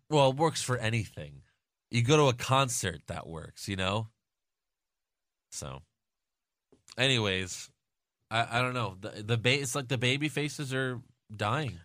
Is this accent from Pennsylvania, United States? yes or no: no; New York, United States; I'm from New York